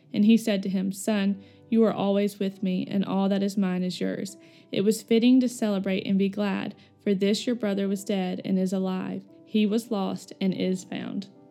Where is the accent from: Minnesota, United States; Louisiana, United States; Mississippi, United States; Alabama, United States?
Alabama, United States; Florence; moved away as an adult; now in Birmingham, United States; I am originally from Florence, Alabama, which is about two hours north from here. I grew up playing every sport